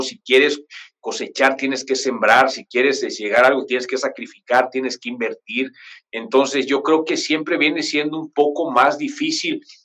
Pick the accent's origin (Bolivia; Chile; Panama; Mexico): Mexico; Chiapas; also born or lived in Mexico City; yo vivo en Chiapas, en un lugar que se llama Cuarto en Coita